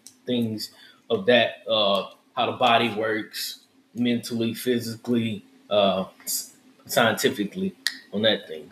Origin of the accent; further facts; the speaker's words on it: Houston, Texas, United States; I'm from Houston. I'm born and raised in Houston